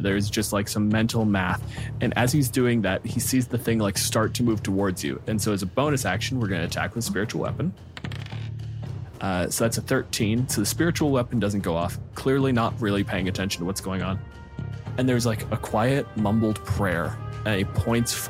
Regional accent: Canada; I'm a physicist from Canada.

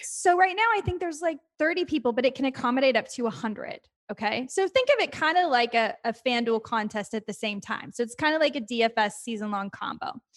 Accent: Texas, United States; moved away as an adult; now in New York, United States; I'm from Texas

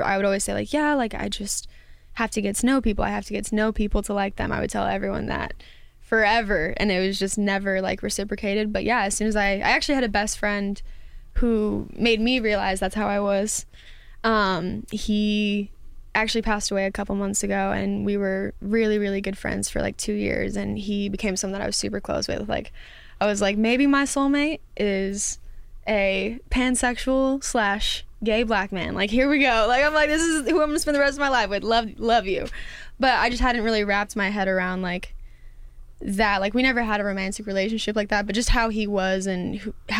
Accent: Las Vegas, Nevada, United States; I was born and raised in Vegas as well

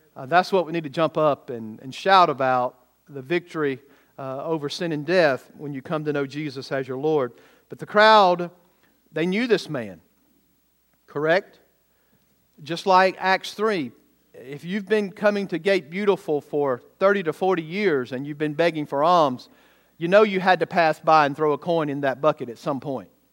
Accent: Bowman, Georgia, United States; what I grew up in in Bowman, Georgia, with only about eight hundred people

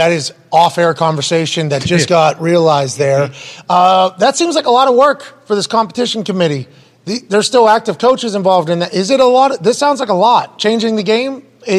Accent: Southern Italy, Italy; I'm from Southern Italy, so when the sun shines on me, I get third-degree burns, and then I get tan, and then it's going to disappear by next week.

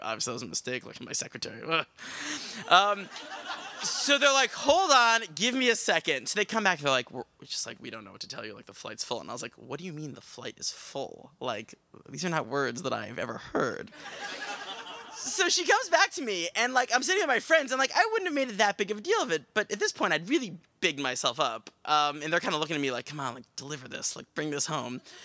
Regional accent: Westchester, New York, United States; I grew up in Westchester

